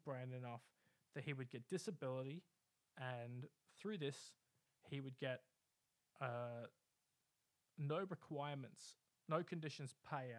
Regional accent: Bunbury, Western Australia, Australia; a guy I grew up with in Bunbury

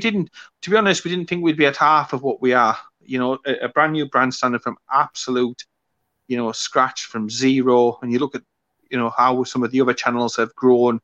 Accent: the North East, North East England, United Kingdom; now in South Yorkshire, United Kingdom; I'm obviously originally from the North East

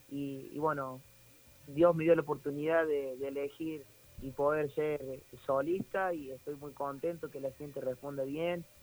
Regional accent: Córdoba, Argentina; now in Saldán, Argentina; yo vivo en Saldan, me crié de chiquito en Nueva Italia, ahí en el canche de Racing.

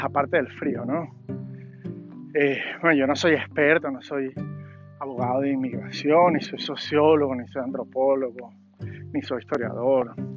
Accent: Mérida, Venezuela; moved away as an adult; now in Virginia, United States; todo eso fue en Mérida también, ¿no? Ahí me crié

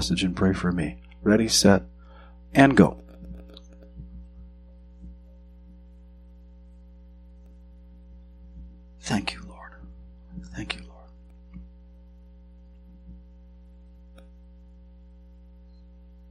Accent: southwestern Montana, United States; moved away; I grew up in southwestern Montana

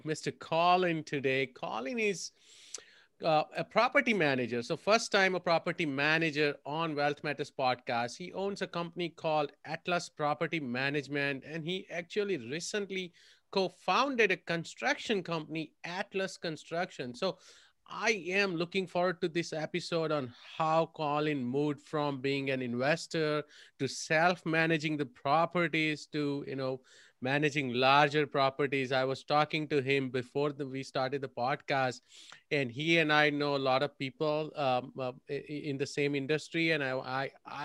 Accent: India; moved away as an adult; now in United States; I'm from India, migrated here about 20 years ago

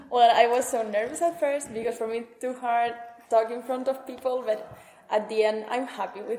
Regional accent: Sabiñánigo, Aragon, Spain; now in Lisbon, Portugal; I'm coming from Sabiñanigo, a little village in Huesca in the north of Spain.

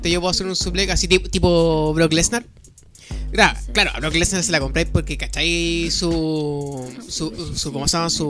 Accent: Valparaíso, Chile; cuando digo que soy de Valpo

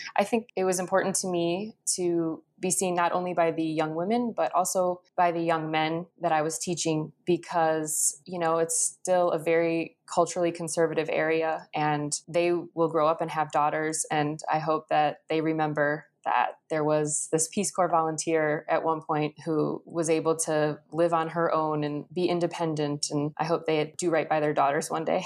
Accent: Schaumburg, Illinois, United States; moved away as an adult; also born or lived in Azerbaijan; I grew up in Schaumburg, Illinois, and had a really typical suburban upbringing

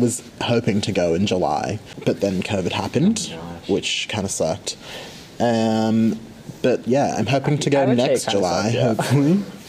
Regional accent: Australia; I am from Australia. So I'm like sitting in a classroom in Brisbane, Australia at the moment.

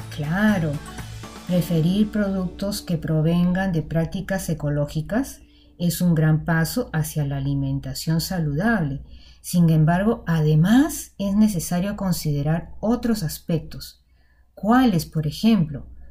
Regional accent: Lima, Peru; como limeñas y limeños

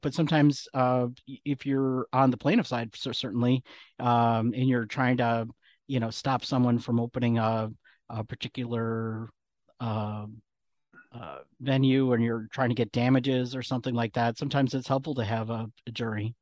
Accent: McFarland, Wisconsin, United States; moved away as an adult; now in Chicago, United States; I grew up outside of Madison, Wisconsin

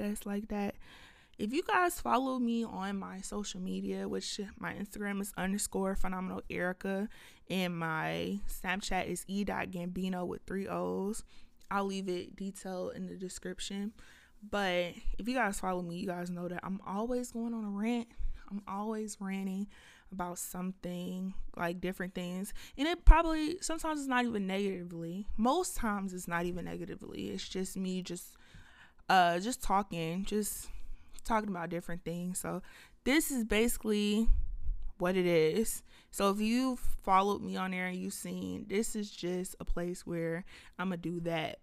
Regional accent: Lithonia, Georgia, United States; also born or lived in Atlanta, Georgia; I was raised in Lithonia, Georgia

